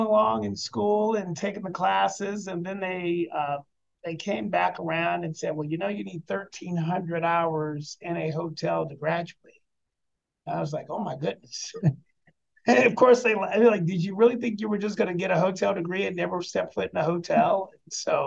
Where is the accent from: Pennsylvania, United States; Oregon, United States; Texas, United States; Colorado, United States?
Colorado, United States; Denver; moved away as an adult; also born or lived in Richmond; now in Louisville, United States; I'm from Denver originally.